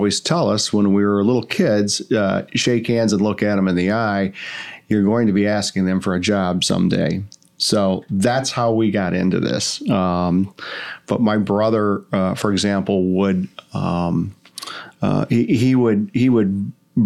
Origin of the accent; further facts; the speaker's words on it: Royal Oak, Michigan, United States; moved away; I grew up in Royal Oak, Michigan